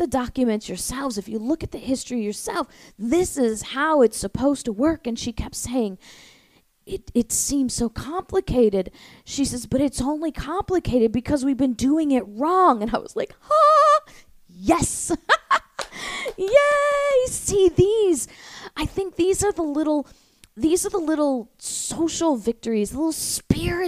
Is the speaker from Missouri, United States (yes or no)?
yes; St. Louis, Missouri, United States; now in Florida, United States; I grew up in St. Louis